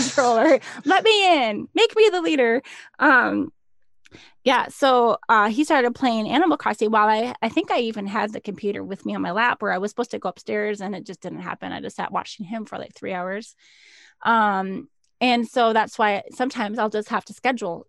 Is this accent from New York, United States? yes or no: no; Minnesota, United States; I'm from Minnesota